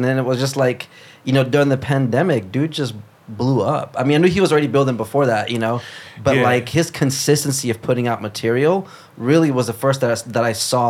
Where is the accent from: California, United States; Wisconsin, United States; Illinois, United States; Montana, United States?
Illinois, United States; Chicago; also born or lived in Brazil; I grew up in Chicago.